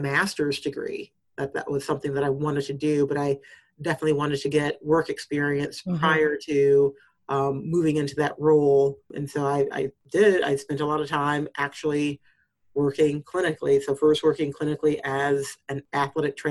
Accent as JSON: {"language": "English", "town": "Urbana", "region": "Illinois", "country": "United States", "tie": "born or raised there", "moved": "yes", "said": "I grew up in Urbana, Illinois for part of my time"}